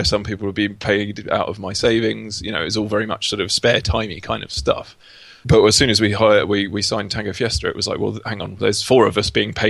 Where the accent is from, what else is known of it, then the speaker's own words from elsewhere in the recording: Essex, East of England, United Kingdom; moved away as an adult; also born or lived in Dundee; now in London, United Kingdom; I come from Essex, not far from London